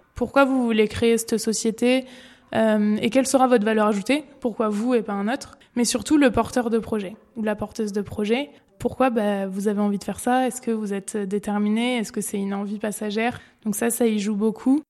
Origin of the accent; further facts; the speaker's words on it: Périgueux, Nouvelle-Aquitaine, France; now in Bordeaux, France; Je suis originaire de Périgueux et je vis actuellement à Bordeaux